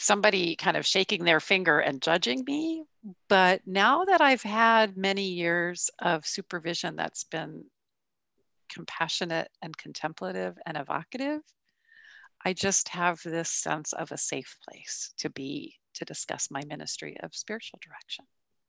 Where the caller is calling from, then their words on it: San Luis Obispo, California, United States; I'm calling in from San Luis Obispo, California.